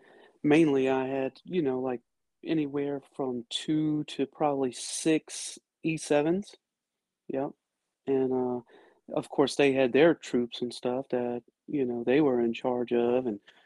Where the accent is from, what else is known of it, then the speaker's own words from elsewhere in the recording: New Orleans, Louisiana, United States; now in Georgia, United States; I'm from New Orleans, Louisiana, currently in Georgia right now. I am a retired military after 21 years.